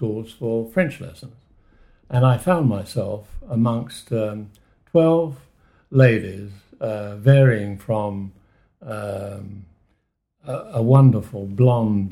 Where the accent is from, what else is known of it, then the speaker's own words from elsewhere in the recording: London, United Kingdom; moved away; also born or lived in France; I was born in London.